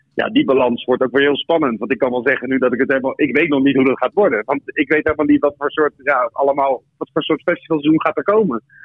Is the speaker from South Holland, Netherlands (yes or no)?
yes; The Hague, South Holland, Netherlands; geboren in Den Haag.